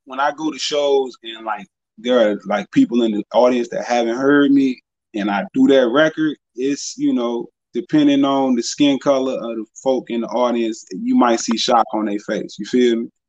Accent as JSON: {"language": "English", "town": "Danville", "region": "Virginia", "country": "United States", "said": "I'm from Danville"}